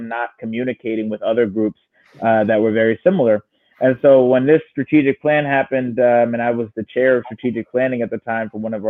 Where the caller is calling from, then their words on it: Philadelphia, Pennsylvania, United States; I'm actually calling from West Philly